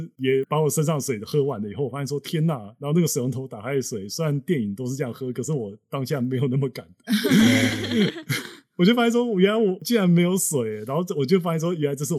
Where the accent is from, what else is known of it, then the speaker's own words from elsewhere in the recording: Taiwan; moved away as an adult; also born or lived in Indiana, United States; now in United States; 当那一期只有我一个台湾人来做博后